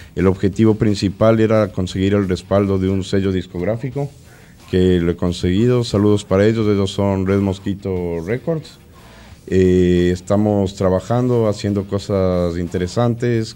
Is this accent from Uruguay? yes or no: no; Ecuador; moved away as an adult; now in Argentina; Empecé mi, carrera artística en el 2007 en mi país, Ecuador